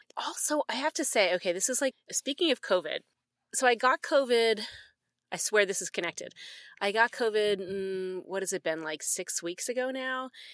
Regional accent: Philadelphia, Pennsylvania, United States; moved away as an adult; also born or lived in the South; now in Canada; especially being from Philadelphia

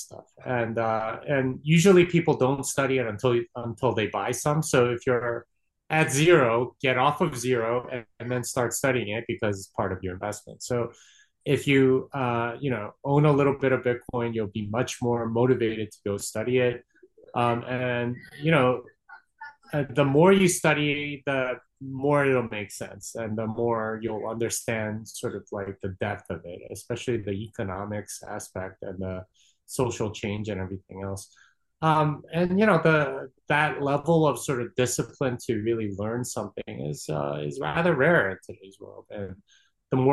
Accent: Texas, United States; I'm from Texas, and if you know anything about Texans, it's that they want you to know that they're from Texas

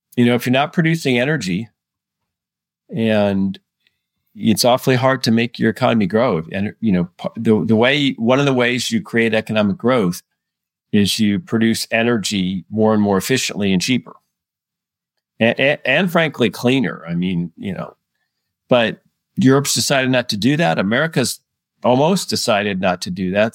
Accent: United States; as an American

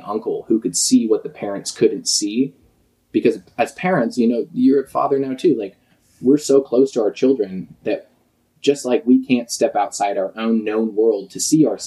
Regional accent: Vashon, Washington, United States; a home in my hometown of Vashon Island, which is just across the way, just a ferry ride from us now

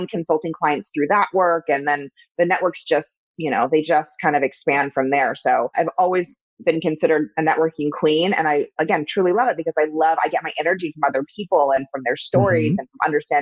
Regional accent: Los Angeles, California, United States; also born or lived in East Coast; from Laurel Canyon.

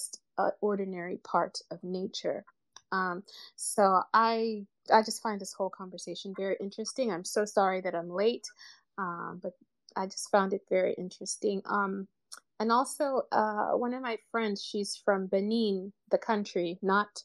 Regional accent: Uganda; I'm from Uganda

